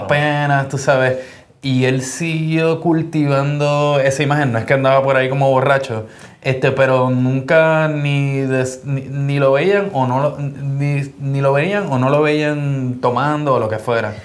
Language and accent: Spanish; Puerto Rico; yo soy de Puerto Rico